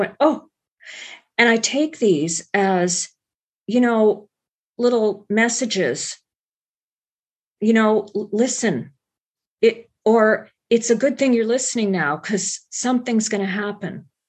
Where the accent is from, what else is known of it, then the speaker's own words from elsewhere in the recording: Alabama, United States; born there; My father was in the U.S. Air Force, and I was born on Maxwell Air Force Base in Alabama.